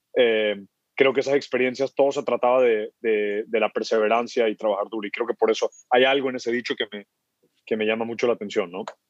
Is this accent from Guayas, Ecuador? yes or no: yes; Guayaquil, Guayas, Ecuador; moved away as an adult; also born or lived in Kenya / United States; me, crié en Guayaquil toda la vida